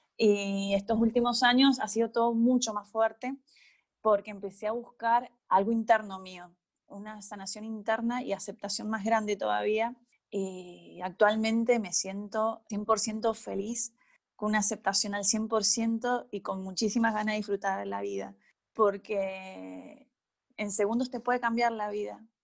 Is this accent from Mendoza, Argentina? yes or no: yes; Malargüe, Mendoza, Argentina; moved away as an adult; now in Mendoza, Argentina; yo soy de Malargüe y me vine a estudiar a la universidad